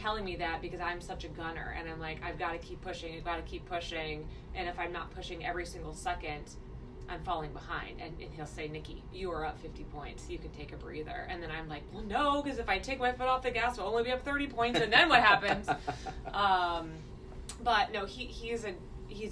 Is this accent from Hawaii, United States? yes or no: no; Chillicothe, Ohio, United States; also born or lived in Columbus, Ohio; I grew up in Chillicothe, which is an hour south of Columbus.